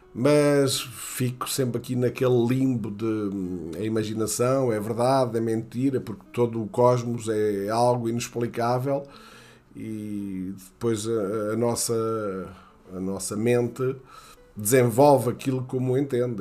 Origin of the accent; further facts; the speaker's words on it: near Castelo Novo, Castelo Branco, Portugal; moved away; Eu nasci ali muito perto de Castelo Novo, 2 km de Castelo Novo